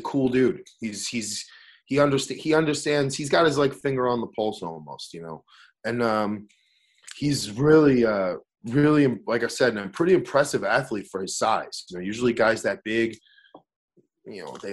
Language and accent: English; New York City, New York, United States; I'm from Staten Island. I grew up in Staten Island